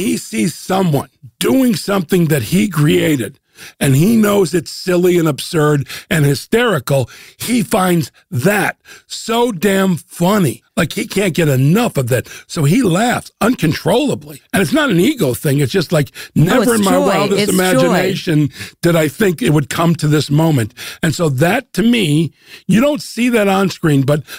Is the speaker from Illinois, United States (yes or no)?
yes; Chicago, Illinois, United States; also born or lived in New York; now in Los Angeles, United States; I'm from Chicago and I currently live in LA, but I've lived in New York.